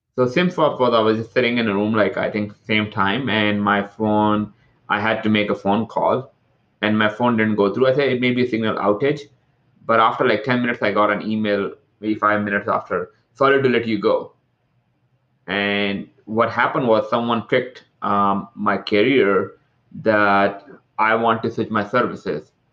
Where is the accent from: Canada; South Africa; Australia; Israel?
Canada; Toronto, Ontario; now in California, United States; I'm from Toronto, uh, I live in California